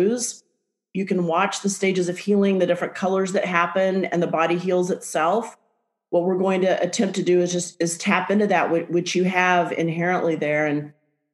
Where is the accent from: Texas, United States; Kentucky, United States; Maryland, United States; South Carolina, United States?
Texas, United States; moved away; also born or lived in Portland, Oregon; back to Texas, my home state